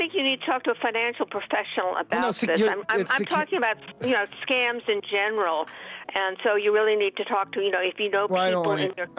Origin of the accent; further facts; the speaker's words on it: Great Neck, New York, United States; I grew up in Great Neck.